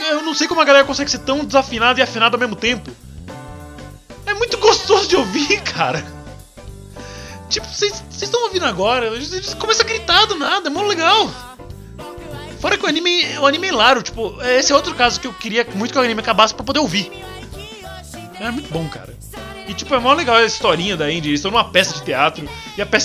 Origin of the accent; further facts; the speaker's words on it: Ceará, Brazil; Eu sou cearense.